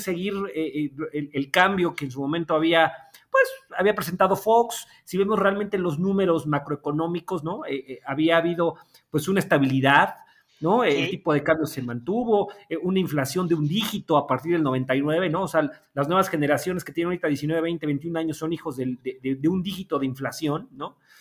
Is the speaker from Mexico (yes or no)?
yes; Puebla, Mexico; moved away as an adult; also born or lived in Mexico City; regresé a la ciudad de Puebla